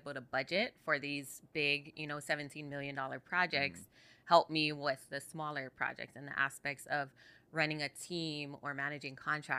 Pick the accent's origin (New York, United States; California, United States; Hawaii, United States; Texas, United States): Hawaii, United States; Maui; I born and raised on Maui